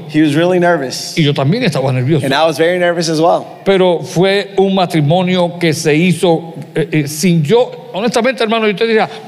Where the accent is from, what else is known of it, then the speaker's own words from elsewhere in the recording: Puerto Rico; Yo soy puertorriqueño